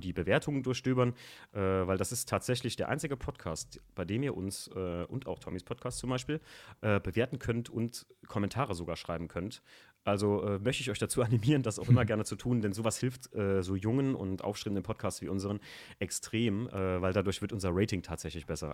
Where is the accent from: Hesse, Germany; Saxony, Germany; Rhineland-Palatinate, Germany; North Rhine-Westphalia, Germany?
Rhineland-Palatinate, Germany; around Koblenz; bei uns in der Gegend so um Koblenz rum